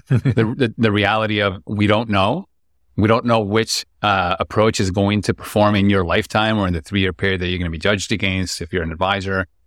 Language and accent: English; Lima, Peru; born and raised in Lima, Peru, a city of ten million people